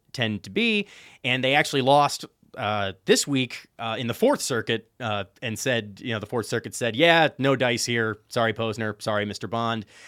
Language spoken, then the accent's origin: English; Chicago, Illinois, United States; I'm from Chicago